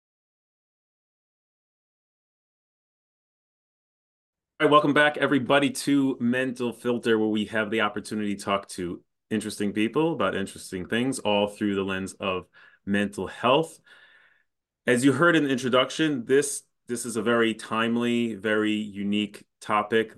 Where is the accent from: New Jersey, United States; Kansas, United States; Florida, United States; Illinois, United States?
Illinois, United States; Chicago; I'm from Chicago